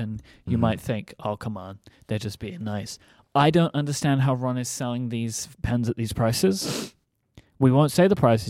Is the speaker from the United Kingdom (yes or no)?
yes; London, United Kingdom; Yeah, look, I'm a Londoner, all right?